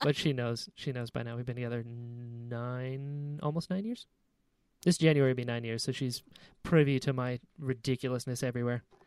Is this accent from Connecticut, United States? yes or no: no; North Carolina, United States; I'm from North Carolina